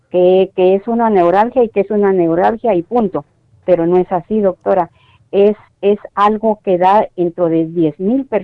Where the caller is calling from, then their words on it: Las Vegas, Nevada, United States; Soy de Las Vegas, Nevada.